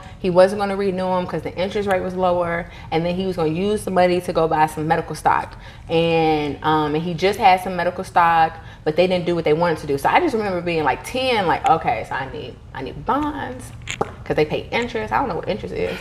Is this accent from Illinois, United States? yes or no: yes; Chicago, Illinois, United States; also born or lived in Mississippi; I grew up splitting my time between Chicago and Mississippi